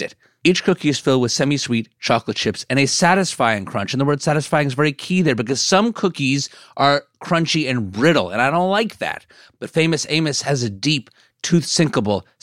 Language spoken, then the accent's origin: English; New Jersey, United States; I grew up in New Jersey